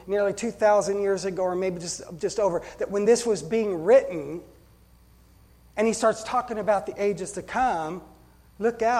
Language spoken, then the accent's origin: English; United States; I love being an American, but I'm a Christian first